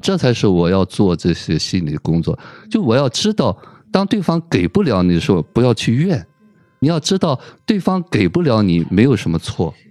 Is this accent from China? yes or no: yes; China; 我们中国人